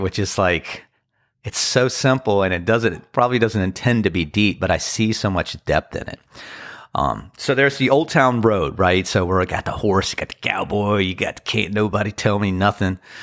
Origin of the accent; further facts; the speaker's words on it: Annapolis, Maryland, United States; also born or lived in Washington, D.C. / Crofton, Maryland; Washington, D C, Annapolis, Crofton, Maryland. Those are my hometown